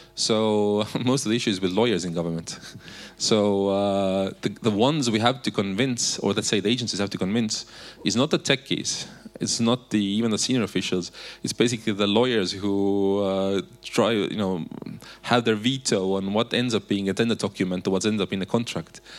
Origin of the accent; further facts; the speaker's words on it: Estonia; we have said it differently in Estonia